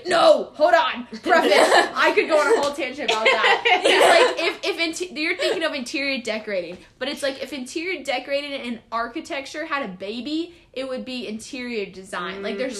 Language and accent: English; North Carolina, United States; like Sydney mentioned, she's from Pennsylvania, I'm from North Carolina. So it's like the difference between the North and the South.